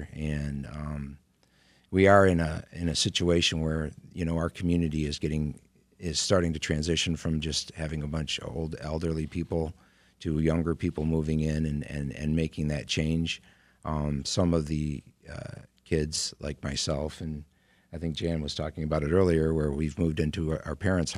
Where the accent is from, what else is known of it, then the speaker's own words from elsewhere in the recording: Center Line, Michigan, United States; Well, when I was born in Centerline, I wasn't born in Centerline because we don't have a hospital, but I was living there.